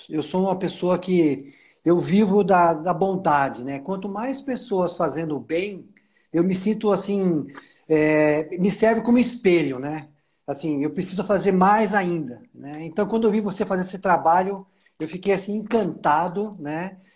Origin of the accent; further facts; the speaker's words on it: Jundiaí, São Paulo, Brazil; eu sou jundiaense da Gema